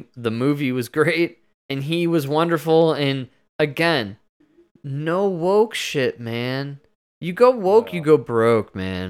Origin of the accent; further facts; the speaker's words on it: United States; As an American